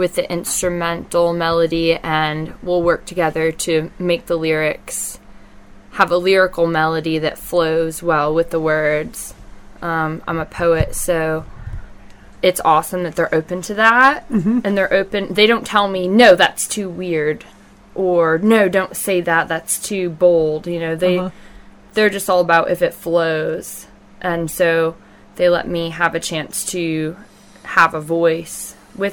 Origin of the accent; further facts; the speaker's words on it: the North, United States; moved away; I'm from the North.